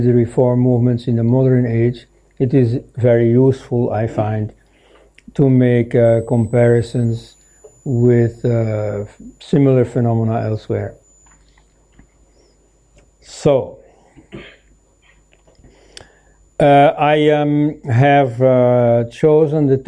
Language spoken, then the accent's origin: English; Belgium; I am from Belgium